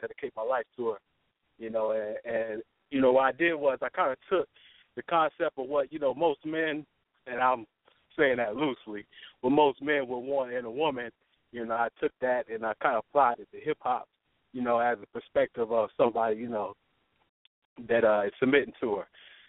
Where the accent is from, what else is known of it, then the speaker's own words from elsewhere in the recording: East Coast, United States; You know, I grew up on the East Coast, but I've been I lived a lot of places.